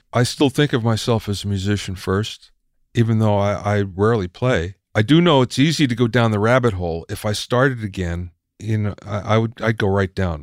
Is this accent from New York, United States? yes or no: no; Minersville, Pennsylvania, United States; moved away; I grew up in Minersville, Pennsylvania